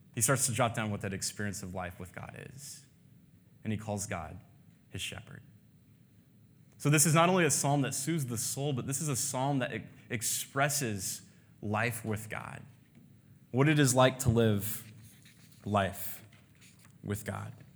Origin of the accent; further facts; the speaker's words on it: United States; As an American